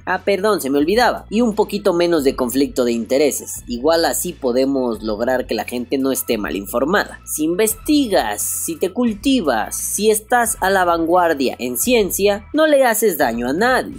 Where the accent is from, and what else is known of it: Mexico